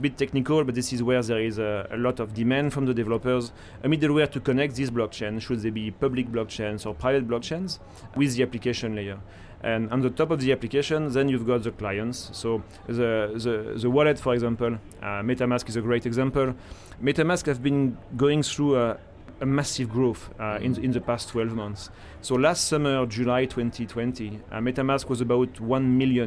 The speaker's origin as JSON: {"language": "English", "country": "France", "tie": "born or raised there", "moved": "as an adult", "lives_now": "Hong Kong", "said": "I was born in France."}